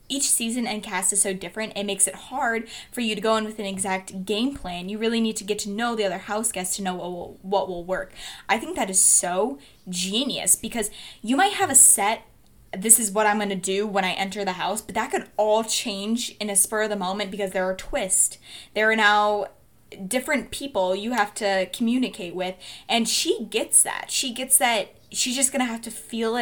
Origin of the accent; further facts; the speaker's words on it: Wisconsin, United States; now in Michigan, United States; I'm a Wisconsinite. I was born in Wisconsin.